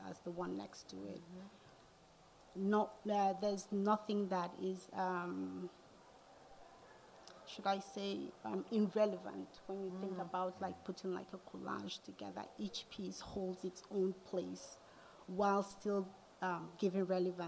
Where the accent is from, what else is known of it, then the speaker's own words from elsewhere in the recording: Nigeria; moved away as an adult; also born or lived in Atlanta, United States; now in United States; growing up in Nigeria, especially in my hometown